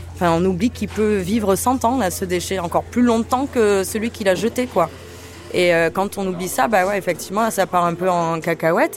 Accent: Avignon, Provence-Alpes-Côte d'Azur, France; Je viens d'Avignon

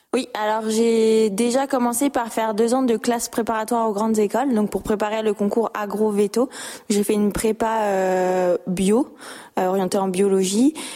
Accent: Lorraine, Grand Est, France; moved away; je suis originaire de Lorraine

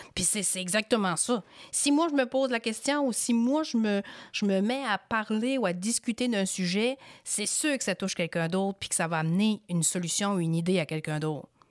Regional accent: Fatima, Quebec, Canada; moi, je venais de Fatima

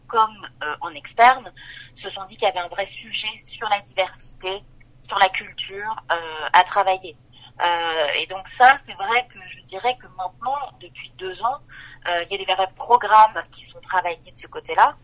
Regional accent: France; en tant que Français, en tant qu'Européen

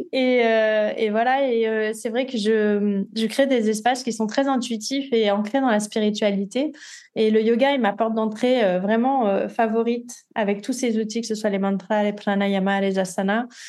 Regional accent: Nice, Provence-Alpes-Côte d'Azur, France; moved away as an adult; also born or lived in Paris; now in Côtes-d'Armor, France; Je suis niçoise d'origine. Je suis née à Nice et j'ai passé euh, voilà tout mon temps à Nice jusqu'à mes 22 ans

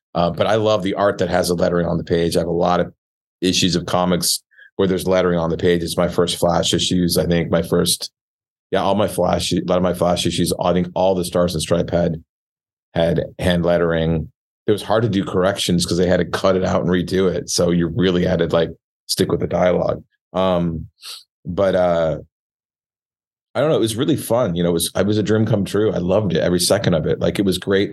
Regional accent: Michigan, United States; we all studied French growing up in Michigan

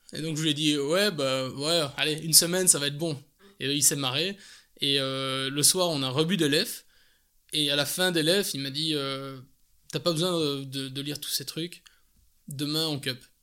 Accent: Belgium; accent: Belgian; also born or lived in England; l'accent, je suis belge

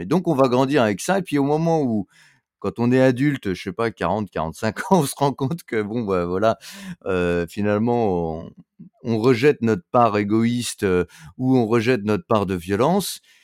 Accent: France

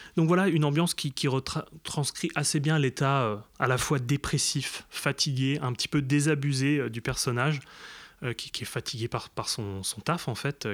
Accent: eastern France, France; on vient de l'Est de la France

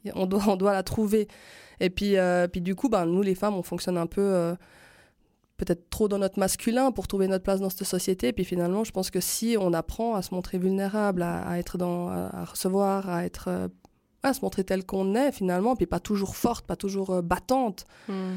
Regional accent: Switzerland; chez nous en Suisse

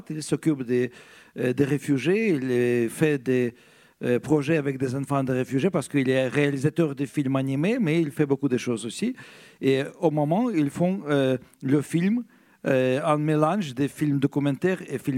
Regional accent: Ukraine; Je suis ukrainien. Je suis écrivain ukrainien d'origine russe qui écrit en russe.

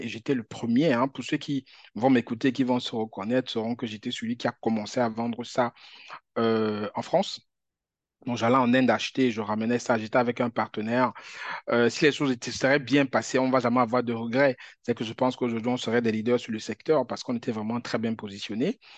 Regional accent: Cameroon; moved away; Moi, j'ai grandi au Cameroun

